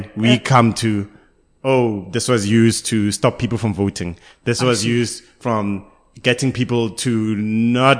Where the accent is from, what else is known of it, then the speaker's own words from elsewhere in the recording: Karankua, Gauteng, South Africa; I grew up, I was born and bred in Karankua, which is in Gauteng right now